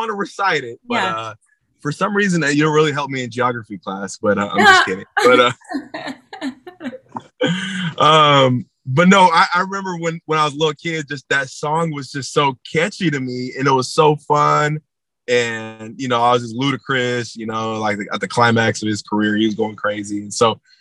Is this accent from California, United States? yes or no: yes; San Jose, California, United States; I was born in San Jose, California, and raised in San Jose, California.